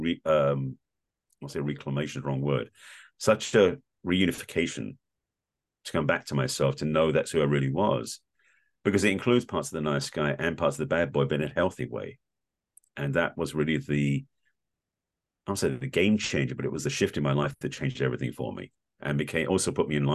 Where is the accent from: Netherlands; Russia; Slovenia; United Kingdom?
United Kingdom; England; growing up in England in a very reserved, stoic Jewish family